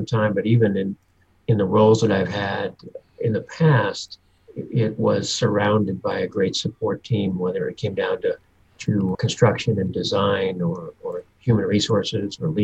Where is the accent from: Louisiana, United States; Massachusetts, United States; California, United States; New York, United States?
Massachusetts, United States; Newton; moved away as an adult; also born or lived in Miami / Los Angeles / Dallas; now in Michigan, United States; I am initially from the East Coast, just outside of Boston in Newton, Massachusetts. Grew up there